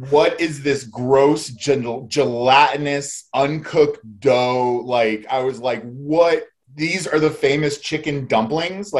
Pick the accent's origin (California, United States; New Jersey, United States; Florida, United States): Florida, United States; South; also born or lived in New York; now in Asheville, United States; I was born in New York, grew up in South Florida.